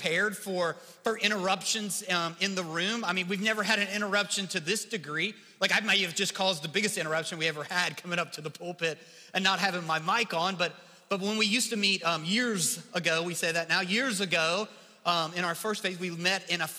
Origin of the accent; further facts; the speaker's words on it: Kentucky, United States; accent: Kentucky English; my accent, you know, my Kentucky English